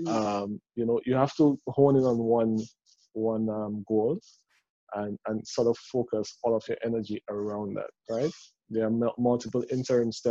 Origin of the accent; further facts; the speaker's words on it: Dominica; I'm from Dominica.